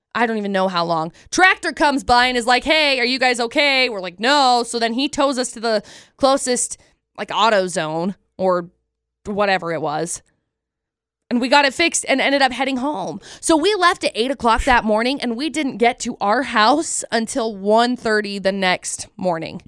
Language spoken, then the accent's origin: English; Tremont, United States; I grew up in Tremont